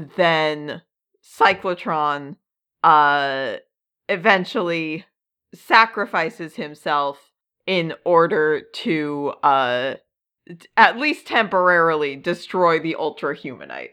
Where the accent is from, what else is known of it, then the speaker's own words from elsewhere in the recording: United States; accent: US; with my accent, and I think a lot of U S accents